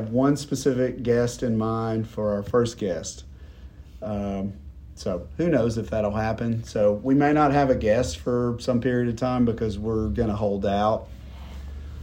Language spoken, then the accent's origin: English; Knoxville, Tennessee, United States; I'm from Knoxville as well